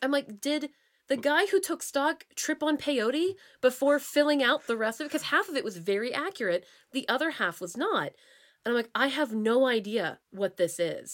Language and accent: English; Pennsylvania, United States; moved away as an adult; also born or lived in Santa Fe / Chicago / Orlando; now in Seattle, United States; I grew up in Pennsylvania, then I spent four and a half-ish, five-ish years in Santa Fe, spent two years in, in Chicago, and then spent eight whopping years in Orlando